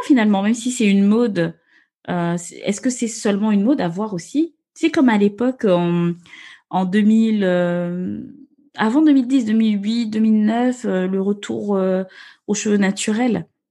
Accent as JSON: {"language": "French", "country": "Gabon", "tie": "born or raised there", "moved": "yes", "lives_now": "France", "said": "je suis née, j'ai grandi au Gabon."}